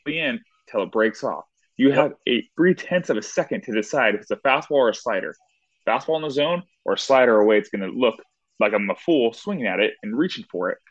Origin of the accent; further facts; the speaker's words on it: Southern California, United States; I'm from Southern California